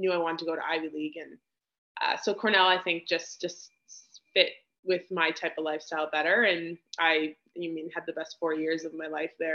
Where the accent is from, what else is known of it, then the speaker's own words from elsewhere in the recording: Sudbury, Ontario, Canada; I'm from Sudbury, Ontario, and I grew up in a very large family